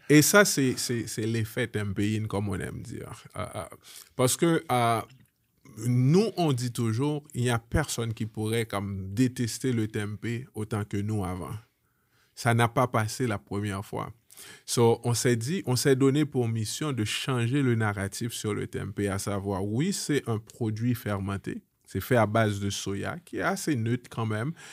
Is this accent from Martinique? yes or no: no; Haiti; moved away; un Haïtien, une famille haïtienne, on vient d'Haïti